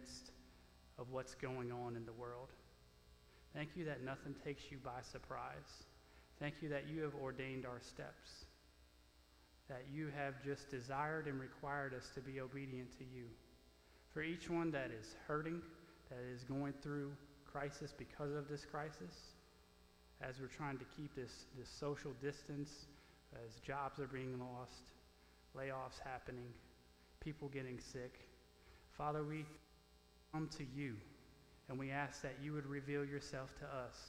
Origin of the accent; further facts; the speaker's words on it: Louisiana, United States; moved away as an adult; now in Oklahoma, United States; being a Cajun from Louisiana